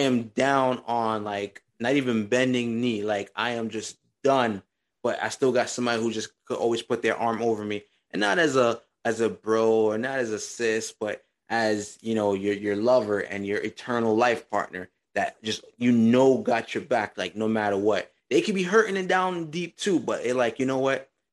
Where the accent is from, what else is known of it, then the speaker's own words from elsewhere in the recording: New York, United States; we are from New York